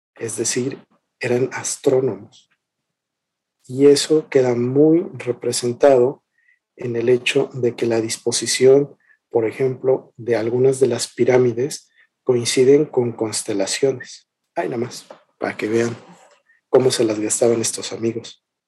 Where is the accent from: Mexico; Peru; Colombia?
Mexico; nosotros como mexicanos